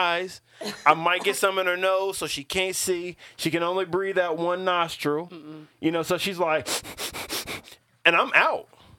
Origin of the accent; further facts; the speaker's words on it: Kentucky, United States; I am from Kentucky